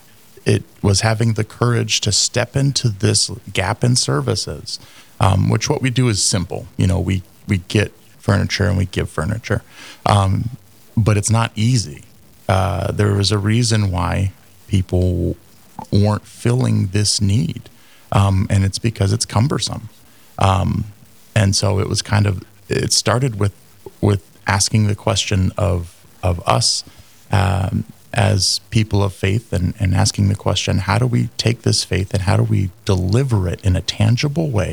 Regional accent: California, United States; moved away as an adult; now in Fargo, United States; I'm originally from California, and I moved really to Fargo in 2008

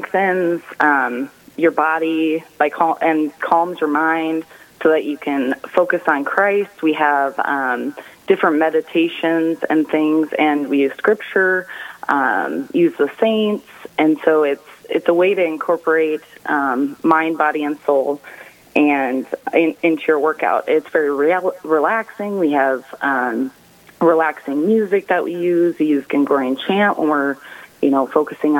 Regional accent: Dimock, South Dakota, United States; now in Harrisburg, United States; I am from Dimmick, South Dakota, originally

